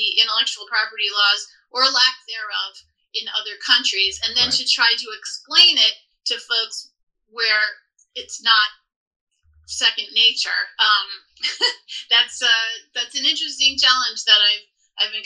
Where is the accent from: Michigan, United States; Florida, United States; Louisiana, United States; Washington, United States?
Louisiana, United States; New Orleans; now in Los Angeles, United States; I am originally from New Orleans, Louisiana, but I live in Los Angeles